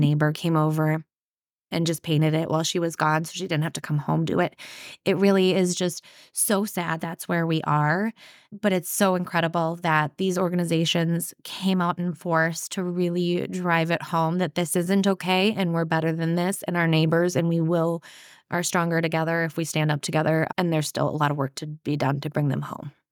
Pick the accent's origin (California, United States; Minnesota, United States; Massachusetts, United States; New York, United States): Minnesota, United States; Anoka; I grew up in Anoka, so it was nearby.